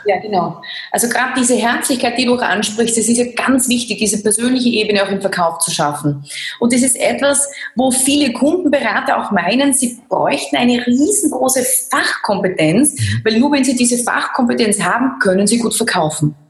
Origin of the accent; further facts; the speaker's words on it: Laßnitzhöhe, Styria, Austria; ich bin ja aus der Lassnitzhöhe. Das ist, äh, also ich bin ein Landei, kann man richtig sagen. Ich bin am Land groß geworden.